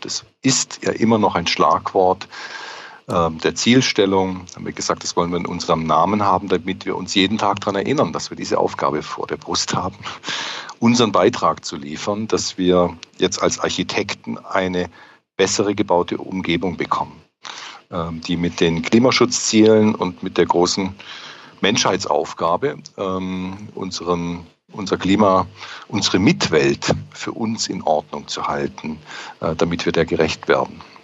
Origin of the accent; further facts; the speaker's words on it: near the Swiss border, Baden-Württemberg, Germany; now in Stuttgart, Germany; Ich bin hier auch ein Zugereister, ähm, komme aber aus dem Süddeutschen. Ich bin Badener ganz unten